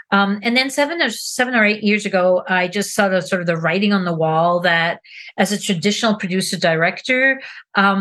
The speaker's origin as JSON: {"language": "English", "country": "Switzerland", "moved": "as an adult", "lives_now": "United States", "said": "I am originally from Switzerland. I've been in America for over 35 years, which is more time spent in America than in Switzerland"}